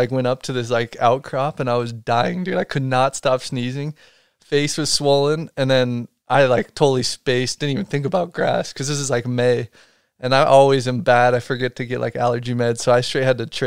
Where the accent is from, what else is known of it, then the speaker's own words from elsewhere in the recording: Park City, Utah, United States; also born or lived in Salt Lake City, Utah; I was born down here in Salt Lake and then transferred as a young newborn straight up to Park City